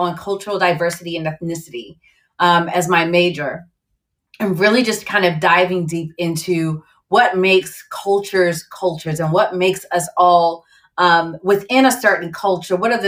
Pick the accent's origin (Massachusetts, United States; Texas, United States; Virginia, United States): Virginia, United States; also born or lived in Barbados; I was born in Barbados. My family's from the Caribbean and grew up in Virginia